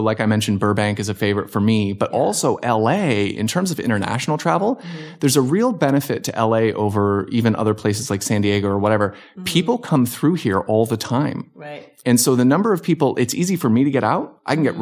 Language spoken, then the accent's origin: English; Hamilton, Ontario, Canada; also born or lived in Virginia Beach, United States / Arizona, United States; now in Simi Valley, United States; I grew up in Canada, so okay. I was from Southern Ontario, Hamilton, Ontario